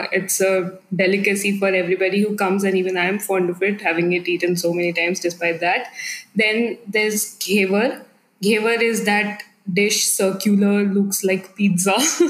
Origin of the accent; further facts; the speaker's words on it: Jodhpur, Rajasthan, India; moved away; also born or lived in Delhi; So, I am from Jodhpur in Rajasthan.